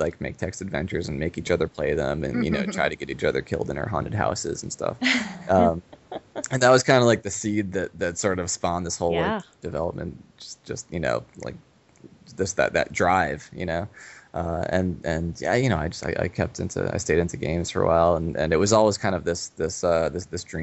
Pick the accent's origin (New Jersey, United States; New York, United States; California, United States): New York, United States; moved away as an adult; now in Pacific Northwest, United States; we grew up in New York